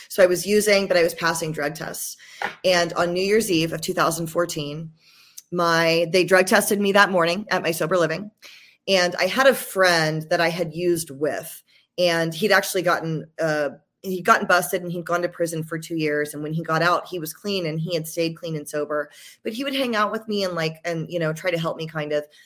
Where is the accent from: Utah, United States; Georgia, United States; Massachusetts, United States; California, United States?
Georgia, United States; also born or lived in Los Angeles, United States; now in San Diego, United States; So I'm, I'm from Georgia originally. I've been in the San Diego, L A area for like twenty years, but I'm from Georgia originally